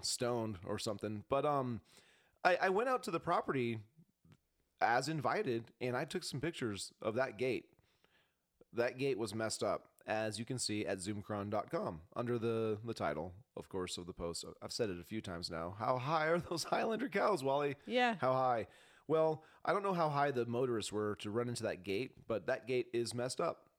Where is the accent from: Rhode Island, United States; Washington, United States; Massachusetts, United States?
Washington, United States; Spokane; now in Montana, United States; I'm not from Montana. I was born in Spokane